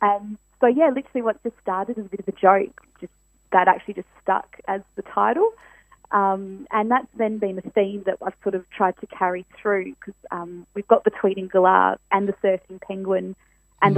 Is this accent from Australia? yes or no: yes; Perth, Western Australia, Australia; born and born and bred in Perth.